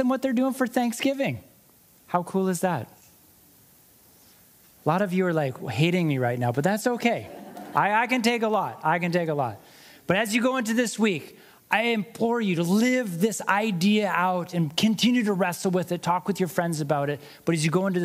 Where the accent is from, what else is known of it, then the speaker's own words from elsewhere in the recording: United States; moved away as an adult; also born or lived in Montana; now in Canada; I'm American